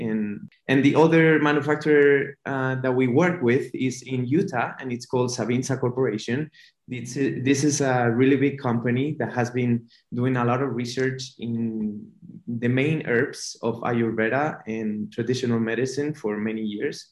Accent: Spain; moved away as an adult; also born or lived in New York; now in United States; we're both from Spain, but he was in Malta at the moment, and I was uh, living in New York

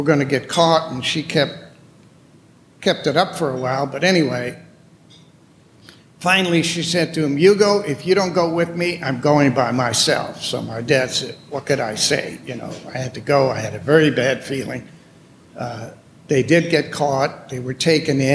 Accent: Amsterdam, North Holland, Netherlands; moved away; I was born in Amsterdam, Holland.

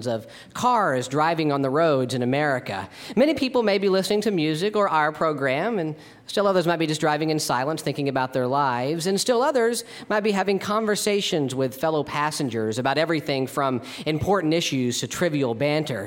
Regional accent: Texas, United States; moved away as an adult; now in Los Angeles, United States; my own hometown in Texas

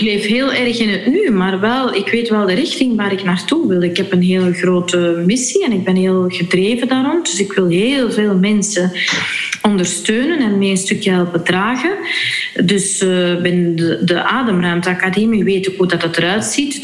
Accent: Flanders, Belgium; als Vlaming

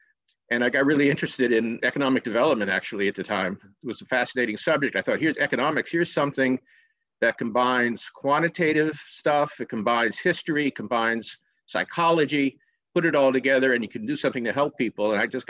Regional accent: Dillon, South Carolina, United States; moved away; also born or lived in Augusta, Georgia; I was born in Augusta, Georgia, but I was raised in a small town in South Carolina called Dillon. Some people might know the south of the border, which is a tourist trap on I-95, so just a couple of miles away from there. It's a small place and mostly agricultural

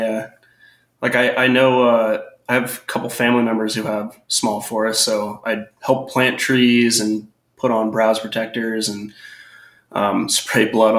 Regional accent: Snohomish, Washington, United States; moved away as an adult; now in Ellensburg, United States; Like Tyler said, biologist from Central Washington University. I grew up in Snohomish, moved here about 5 years ago to go to Central.

